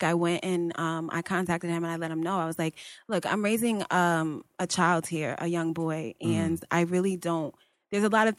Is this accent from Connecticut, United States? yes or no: yes; Bridgeport, Connecticut, United States; I came into this world in Bridgeport Hospital.